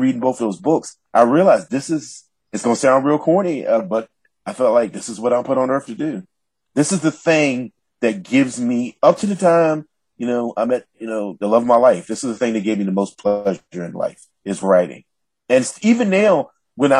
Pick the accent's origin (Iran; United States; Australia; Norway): United States; the South; an African-American man from the South